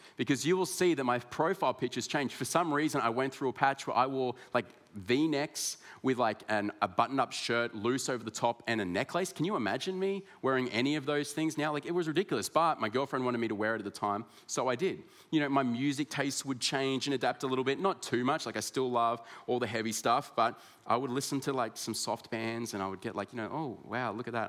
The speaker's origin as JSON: {"language": "English", "town": "Ballarat", "region": "Victoria", "country": "Australia", "tie": "born or raised there", "also_born_or_lived": "Sydney", "said": "I was born in Sydney, but my parents moved uh, to Ballarat in Victoria."}